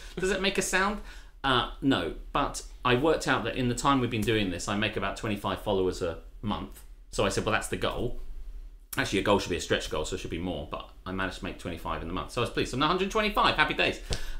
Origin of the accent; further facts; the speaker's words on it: Cheriton, South East England, United Kingdom; I used to be in Cheriton. I grew up in Cheriton. The mean streets of Cheriton. In FOLK East Town. F-Town.